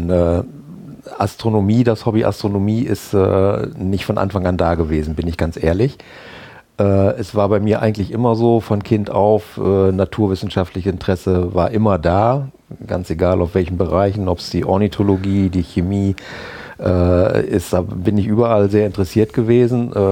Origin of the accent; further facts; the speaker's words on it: Bad Bentheim, Lower Saxony, Germany; ich äh, komme aus Bad Bentheim, bin dort geboren, aufgewachsen und äh, zur Schule gegangen und eigentlich äh, groß weg von Bentham nie gewesen, bis auf mal eine kurze Zeit äh, in Oldenburg berufsmäßig.